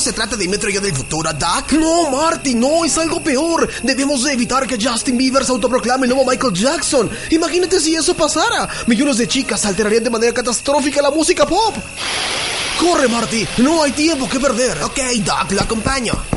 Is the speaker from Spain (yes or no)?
no; Mexico; nosotros aquí en México